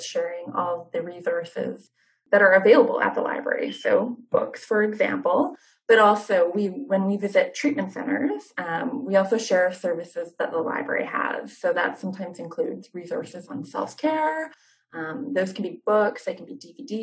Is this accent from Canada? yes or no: yes; Fraser Valley and the Lower Mainland, British Columbia, Canada; I grew up in the Fraser Valley and the Lower Mainland